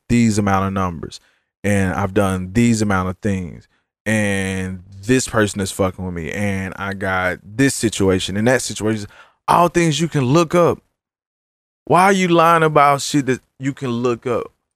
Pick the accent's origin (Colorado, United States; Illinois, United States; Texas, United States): Texas, United States; Dallas; I'm from South Dallas